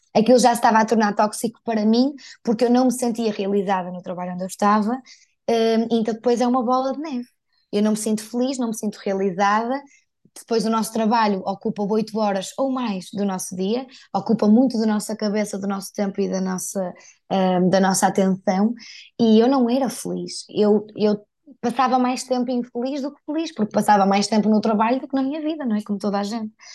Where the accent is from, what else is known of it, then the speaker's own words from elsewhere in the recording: Porto, Norte, Portugal; accent: northern; moved away as an adult; now in Lisbon, Portugal; eu sou do Porto e moro em Lisboa já há cinco anos